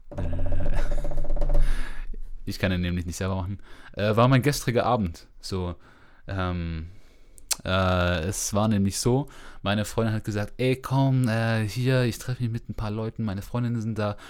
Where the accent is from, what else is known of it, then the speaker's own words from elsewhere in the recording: Germany; die wir als äh, Deutsche über euch haben